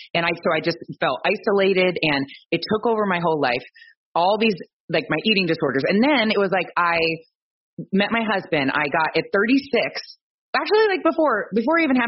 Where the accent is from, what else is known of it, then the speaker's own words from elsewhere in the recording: Ohio, United States; I'm from Ohio